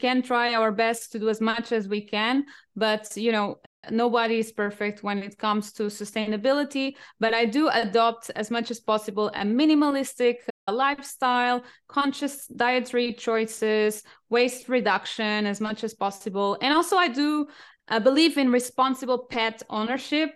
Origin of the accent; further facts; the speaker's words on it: Portugal; English is a second language; also born or lived in United Kingdom / France / Singapore / Cambodia; now in Germany; I'm originally from Portugal, but I have been living all over the world, including the UK, France, Singapore, Cambodia, and I'm now based in Germany